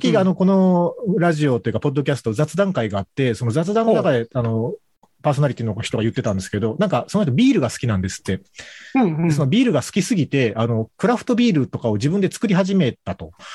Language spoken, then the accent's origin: Japanese; Kagoshima, Japan; 鹿児島で生まれ育ってる